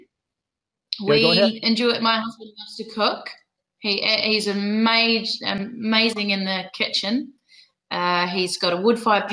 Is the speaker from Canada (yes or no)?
no; New Zealand; accent: Kiwi; moved away as an adult; now in United Kingdom; I don't have a British accent. I'm actually originally from New Zealand